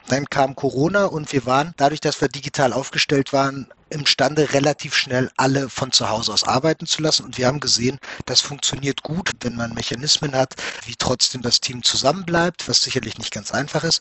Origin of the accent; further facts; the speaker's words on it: Germany; bei uns in Deutschland